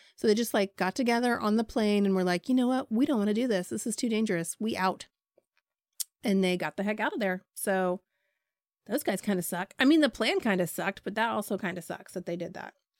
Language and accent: English; Ohio, United States; I'm from Ohio